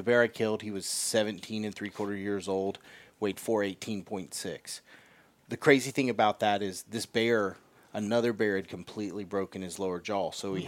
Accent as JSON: {"language": "English", "region": "South Carolina", "country": "United States", "tie": "born or raised there", "said": "You know, I grew up in South Carolina, so when I lived there in the state, where I deer hunted, the limit was $2 a day."}